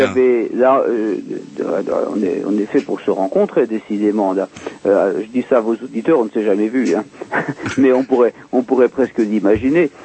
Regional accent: France; je suis français

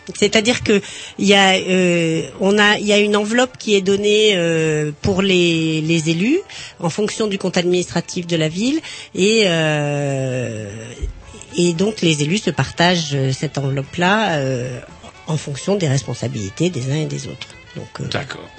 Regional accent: Rennes, Brittany, France; je suis rennaise d'origine, née à Rennes

